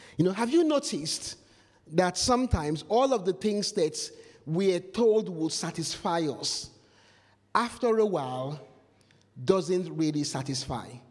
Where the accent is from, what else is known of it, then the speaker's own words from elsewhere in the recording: Nigeria; moved away; Nigeria, where I come from